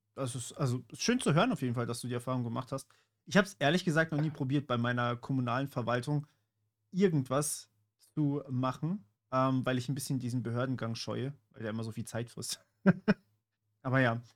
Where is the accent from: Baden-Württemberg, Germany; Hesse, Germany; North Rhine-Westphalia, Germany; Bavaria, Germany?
Baden-Württemberg, Germany; ich bin in Baden-Württemberg aufgewachsen